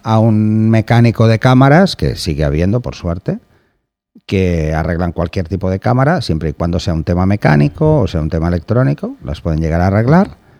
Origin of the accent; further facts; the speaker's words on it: Barcelona, Catalonia, Spain; soy de Barcelona